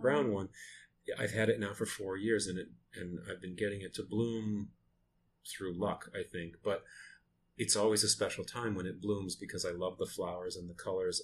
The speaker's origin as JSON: {"language": "English", "town": "Lewiston", "region": "Maine", "country": "United States", "tie": "born or raised there", "said": "I am from Lewiston, Maine, which is a small uh, mill town"}